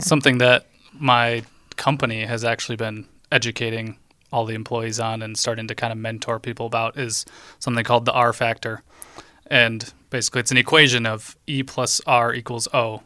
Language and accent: English; Holland, Michigan, United States; also born or lived in Chicago; I grew up here in Holland